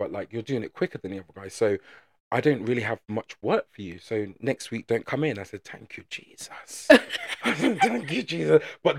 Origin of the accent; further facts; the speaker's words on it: England, United Kingdom; because we're so English, people don't approach people